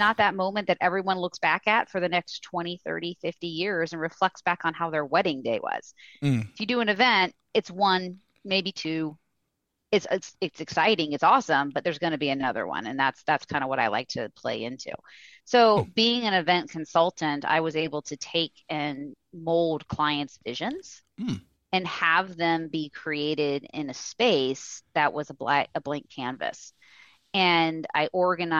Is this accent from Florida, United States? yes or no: yes; Central Florida, United States; Growing up in Central Florida